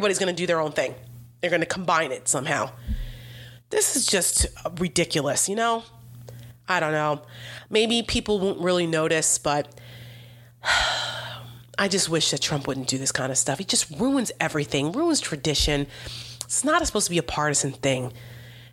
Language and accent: English; New Jersey, United States; I'm from New Jersey.